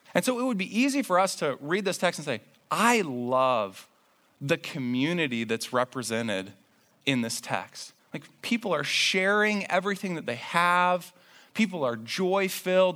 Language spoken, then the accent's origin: English; Indiana, United States; I grew up in Indiana